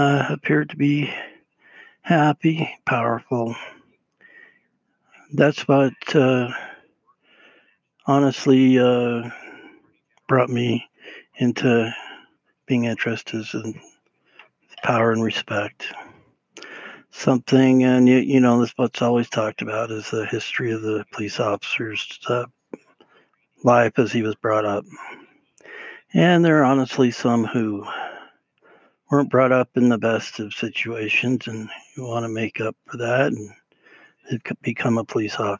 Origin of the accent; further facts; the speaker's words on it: Utah, United States; being raised in Utah